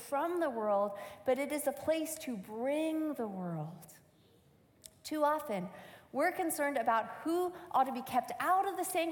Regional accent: Michigan, United States; I grew up in Michigan, and this was my home church

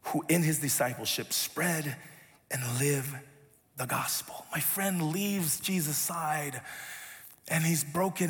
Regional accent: United States; I grew up here in the States when we moved out here.

